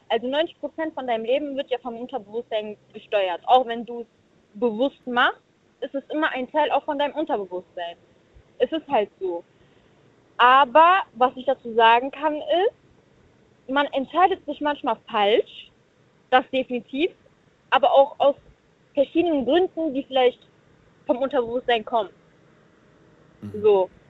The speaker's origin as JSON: {"language": "German", "town": "Cologne", "region": "North Rhine-Westphalia", "country": "Germany", "said": "Wir sind aus CGN, Köln."}